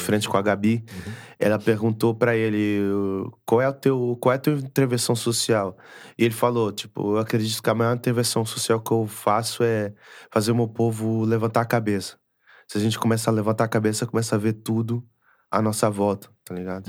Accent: Manaus, Amazonas, Brazil; now in Portugal; a gente é, é de Manaus, nasci em Manaus

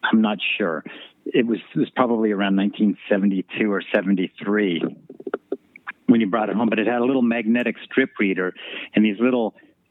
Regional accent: Boulder, Colorado, United States; also born or lived in Golden, Colorado; I grew up in Colorado, in Golden, Colorado, and Boulder, Colorado

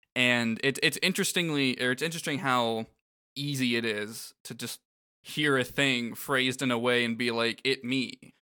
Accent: Florida, United States; I grew up in Florida

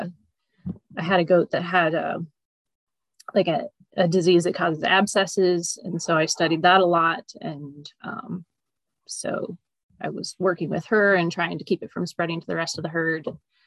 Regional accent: Willamette Valley, Oregon, United States; I grew up in the Willamette Valley of Oregon, so four and a half hours north of here

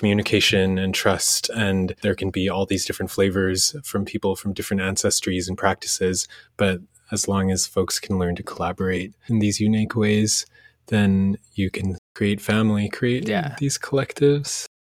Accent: Indonesia; born there; But even where I was born in Indonesia, the village mindset of people over there

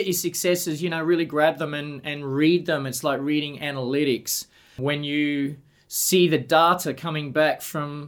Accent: Sunshine Coast, Queensland, Australia; moved away as an adult; also born or lived in Brisbane; now in Adelaide, Australia; I myself got here in the late 80s, and I'm from the Sunshine Coast

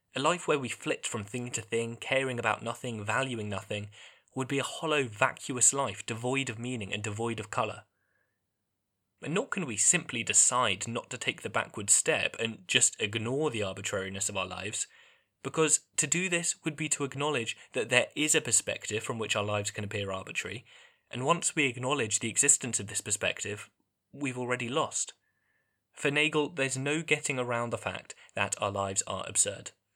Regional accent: England, United Kingdom; growing up in England

